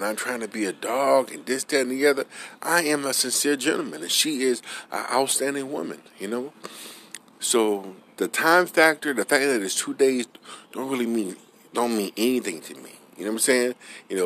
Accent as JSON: {"language": "English", "town": "New Orleans", "region": "Louisiana", "country": "United States", "moved": "yes", "said": "I'm originally from New Orleans"}